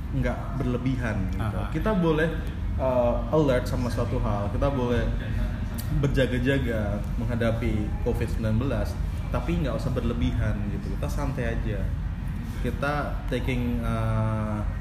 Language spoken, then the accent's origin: Indonesian; Yogyakarta, Special Region of Yogyakarta, Indonesia; kita orang Jogja